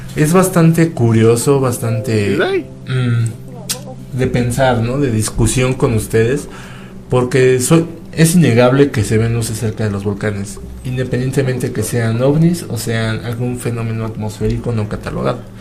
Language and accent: Spanish; Toluca, State of Mexico, Mexico; nosotros somos de Toluca